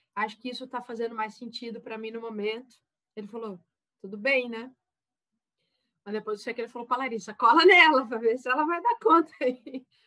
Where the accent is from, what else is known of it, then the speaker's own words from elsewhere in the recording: Taubaté, São Paulo, Brazil; Eu sou de Taubaté, interior de São Paulo